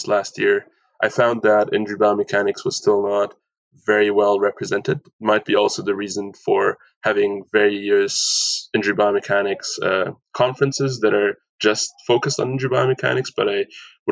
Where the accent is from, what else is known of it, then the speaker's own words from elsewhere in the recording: Aachen, North Rhine-Westphalia, Germany; moved away as an adult; now in Vancouver, Canada; Aachen, Germany, also my hometown, a very small town in Western Germany